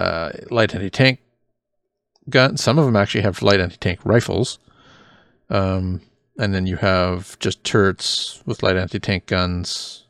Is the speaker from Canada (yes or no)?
yes; Canada; us being Canadian boys, right?